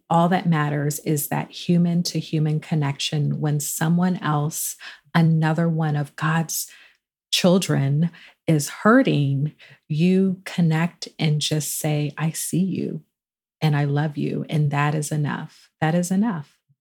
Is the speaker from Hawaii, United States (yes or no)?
no; Charleston, South Carolina, United States; I grew up in Charleston, South Carolina